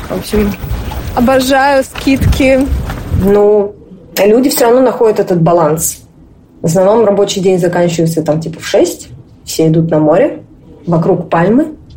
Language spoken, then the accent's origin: Russian; Moscow, Russia; moved away as an adult; now in Tel Aviv, Israel; мне 26 лет, я коренная москвичка. Сейчас я живу в Израиле, в Тель-Авиве, а, переехала я в конце мая, 25 числа.